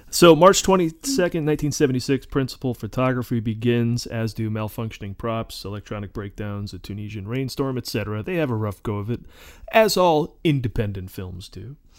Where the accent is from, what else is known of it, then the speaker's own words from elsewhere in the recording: Oneonta, New York, United States; the cavernous Oneonta Theater in Oneonta, New York, my hometown